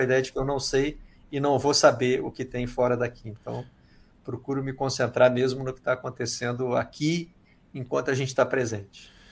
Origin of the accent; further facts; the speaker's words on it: Minas Gerais, Brazil; moved away; also born or lived in England; da minha terra, é de Minas, eu sou mineiro como eles